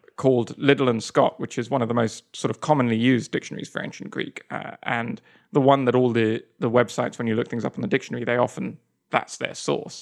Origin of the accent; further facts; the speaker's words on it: England, United Kingdom; moved away as an adult; also born or lived in Spain / Japan / Kyoto, Japan; now in United States; I still think of myself as, as pretty English